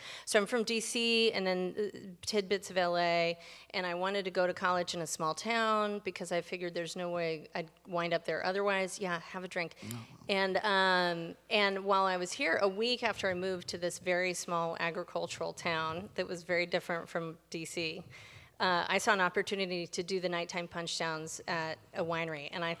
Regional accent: Washington, District of Columbia, United States; Yeah, D.C. proper.

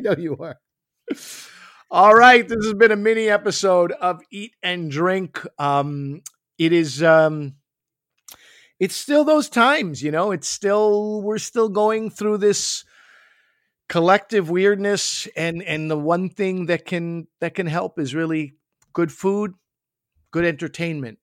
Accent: Quebec, Canada; I come from Quebec. I come from French Canada.

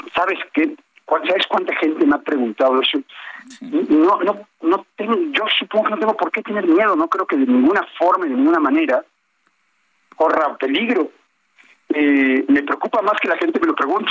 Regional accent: Playa del Carmen, Quintana Roo, Mexico; simplemente soy un ciudadano de talla del Carmen, un mexicano

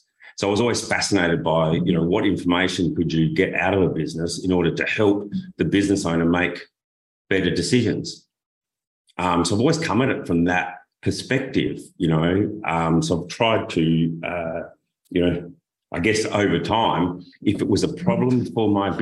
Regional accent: Adelaide, South Australia, Australia; I come from Adelaide, South Australia, and it's a desert climate

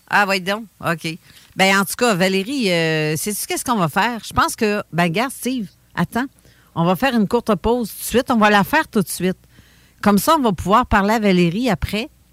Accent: Sainte-Croix, Quebec, Canada; moi, je viens de Sainte-Croix, dans la région de Lobinière

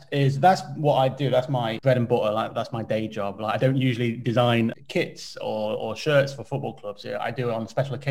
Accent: Derby, East Midlands, United Kingdom; I'm from Derby and Alfreton is just down the road.

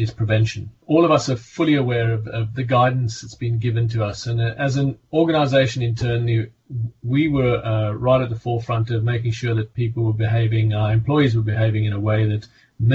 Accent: South Africa; accent: South African; now in Hampshire, United Kingdom; You can hear by my accent, I'm originally South African

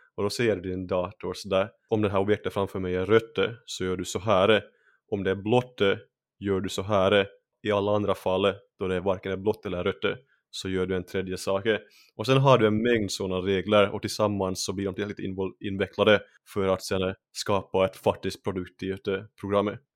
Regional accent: Finland; first language Swedish; moved away as an adult; now in Sweden; Jag är ju finlandssvensk, så, så jag ja. har alltid pratat svenska. Och eh, det är för mm. att det är mitt modersmål

